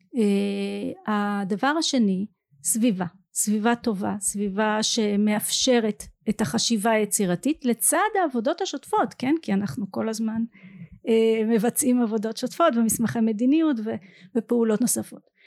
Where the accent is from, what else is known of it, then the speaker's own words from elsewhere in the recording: Ramla, Central District, Israel; אני גדלתי ברמלה במשפחה משכילה